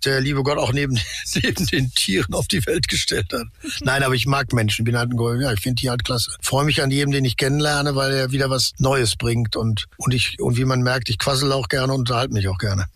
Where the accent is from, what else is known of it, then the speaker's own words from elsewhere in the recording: Ruhr area, North Rhine-Westphalia, Germany; Ich bin halt im Ruhrgebiet aufgewachsen